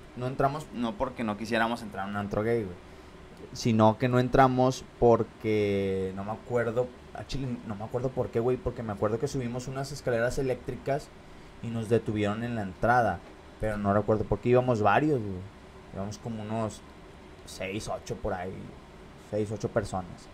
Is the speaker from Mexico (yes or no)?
yes; Monterrey, Nuevo León, Mexico; yo crecí ya para, para el sur de Monterrey